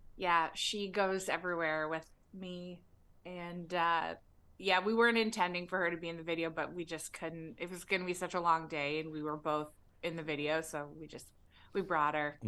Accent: Toronto, Ontario, Canada; now in Los Angeles, United States; I was born in Toronto

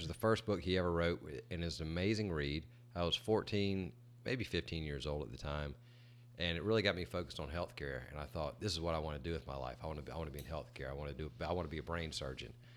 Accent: Greenwood, South Carolina, United States; I grew up in Greenwood, South Carolina, which is in the upper part of our state.

